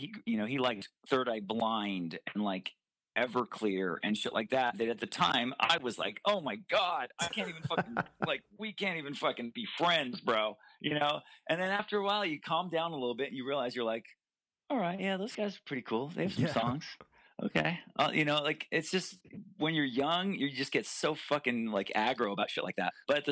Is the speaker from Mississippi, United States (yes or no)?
no; Santa Barbara, California, United States; but deeper down, it was like … growing up in Santa Barbara.